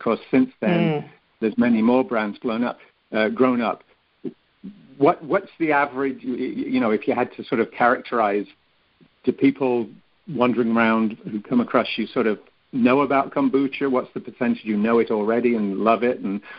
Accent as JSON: {"language": "English", "region": "England", "country": "United Kingdom", "tie": "born or raised there", "said": "I'm showing my age now, but when I grew up in England in the 50s and 60s, not too many people had heard of yogurt."}